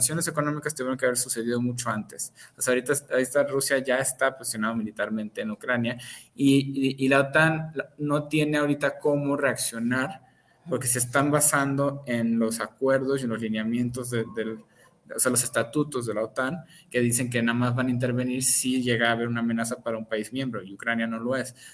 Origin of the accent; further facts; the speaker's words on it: Michoacán, Mexico; Este, soy de Michoacán, ¿qué me va a pasar si...